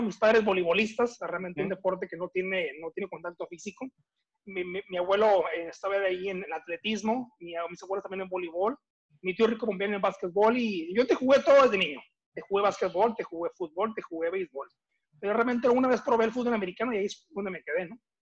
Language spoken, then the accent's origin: Spanish; Mexicali, Baja California, Mexico; also born or lived in Tampico, Tamaulipas; yo nací en Tampico, Tamaulipas, así como bien lo dices, pero nunca personalmente viví en Tampico. Okay. los dos, tres meses de edad, mis padres se fueron a, radicar a Mexicali, Baja California